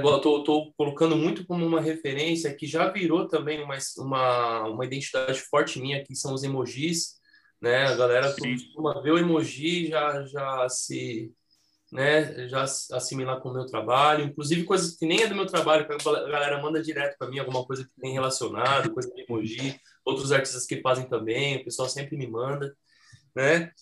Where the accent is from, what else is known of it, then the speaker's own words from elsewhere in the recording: São Paulo, Brazil; eles moram nessa casa que eu, que eu nasci, que eu cresci lá no Jardim Eliana